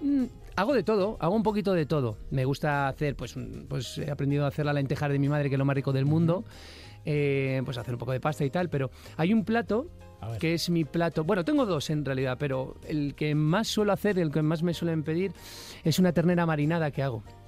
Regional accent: San Vicente de la Barquera, Cantabria, Spain; hay un plato estrella en mi tierra que es el cocido montañés

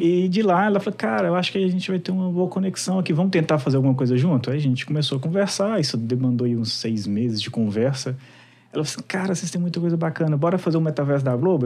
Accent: Minas Gerais, Brazil; sou mineiro raiz

